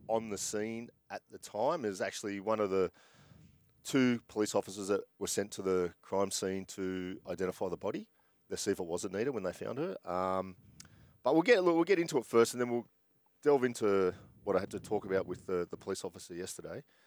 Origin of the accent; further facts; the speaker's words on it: Sydney, New South Wales, Australia; I grew up in Bondi